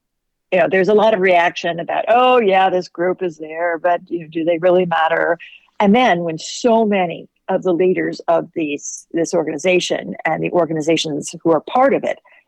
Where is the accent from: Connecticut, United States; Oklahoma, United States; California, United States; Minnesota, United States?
Oklahoma, United States; in my home state of Oklahoma